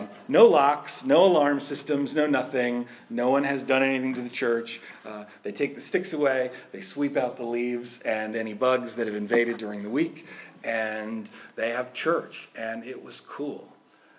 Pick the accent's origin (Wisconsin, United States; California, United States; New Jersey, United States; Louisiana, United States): New Jersey, United States; Union; Growing up in New Jersey, in Union, the Union Public Library